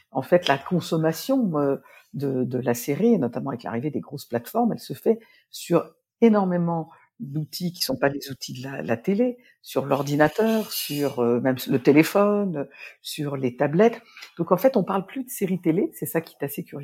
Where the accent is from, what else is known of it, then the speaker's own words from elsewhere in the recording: Nancy, Grand Est, France; born there; je suis née à Nancy, je le souligne souvent, surtout quand je suis à Lille un pour ne pas apparaître comme une Parisienne